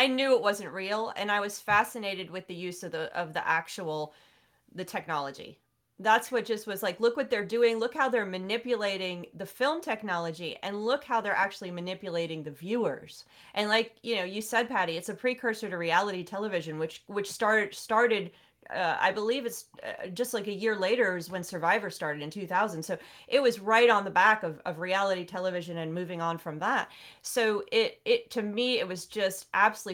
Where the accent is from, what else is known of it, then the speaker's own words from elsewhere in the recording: New Jersey, United States; I'm from New Jersey